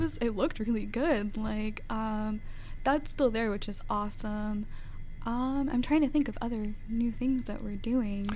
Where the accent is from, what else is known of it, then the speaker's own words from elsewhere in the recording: Georgia, United States; also born or lived in New Jersey / Cincinnati, Ohio / North Carolina; we moved down to Georgia when I was ten